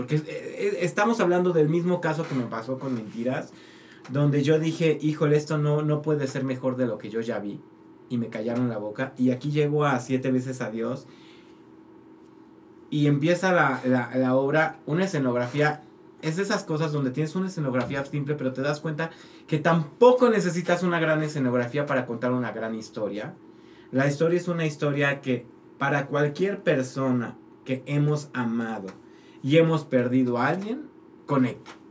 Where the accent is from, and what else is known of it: Mexico